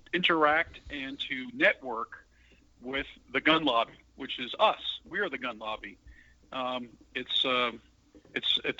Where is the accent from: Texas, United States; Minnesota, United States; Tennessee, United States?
Texas, United States; San Antonio; this is San Antonio, Texas news. So it's right in my hometown.